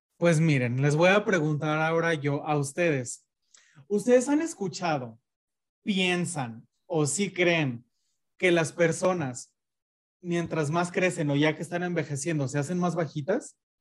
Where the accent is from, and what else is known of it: Jesús María, Jalisco, Mexico; accent: ranchero; moved away as an adult; now in Guadalajara, Mexico